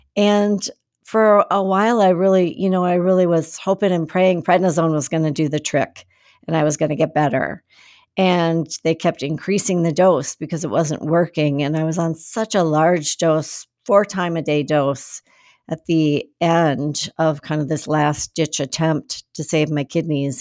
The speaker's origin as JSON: {"language": "English", "region": "Minnesota", "country": "United States", "tie": "born or raised there", "also_born_or_lived": "Seattle, Washington", "moved": "as an adult", "said": "I grew up in Minnesota"}